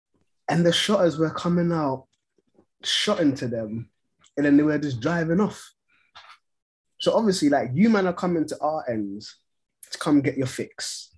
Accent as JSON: {"language": "English", "country": "Ghana", "lives_now": "United Kingdom", "said": "obviously, I came over from Ghana, and I've been fortunate enough to gain citizenship"}